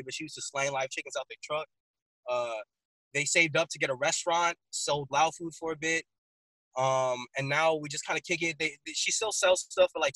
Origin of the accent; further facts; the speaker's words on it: San Diego, California, United States; So I'm from San Diego, California